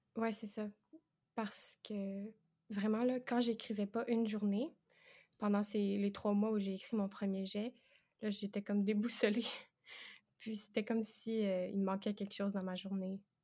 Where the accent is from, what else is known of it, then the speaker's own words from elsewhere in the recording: Quebec, Canada; j'ai 22 ans et ça s'entend peut-être, mais je suis québécoise